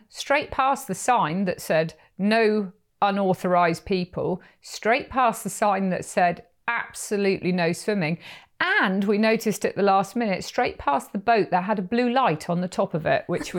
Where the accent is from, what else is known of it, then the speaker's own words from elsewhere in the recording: Perranporth, South West England, United Kingdom; I know of a lot of Americans, when they hear I'm from Cornwall, they're like, have you ever heard of Doc Martin